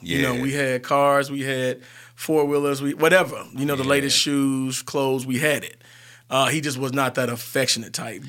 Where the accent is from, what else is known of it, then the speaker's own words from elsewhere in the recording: Cortland, United States; Well, Cortland is a small town of 1,400 people.